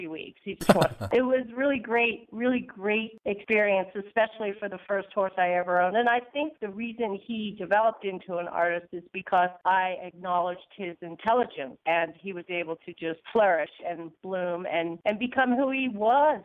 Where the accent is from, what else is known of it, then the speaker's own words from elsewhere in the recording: New York, United States; moved away; I'm from New York, originally